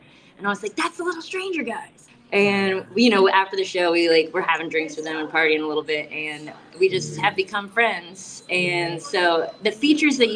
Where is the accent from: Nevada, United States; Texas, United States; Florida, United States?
Florida, United States; South; I'm from South Florida